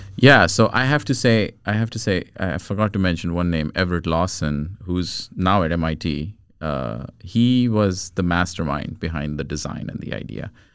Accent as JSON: {"language": "English", "country": "India", "tie": "born or raised there", "also_born_or_lived": "United States / Rochester", "moved": "as an adult", "lives_now": "Sweden", "said": "I was born in India. I grew up in India till I was about 20, 21 years old. And I moved to the States to study my master's."}